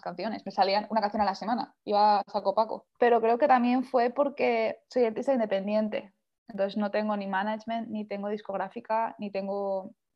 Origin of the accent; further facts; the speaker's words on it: Valencian Community, Spain; moved away as an adult; now in London, United Kingdom; vivo en un pueblo pequeño, entonces soy, soy pueblo yo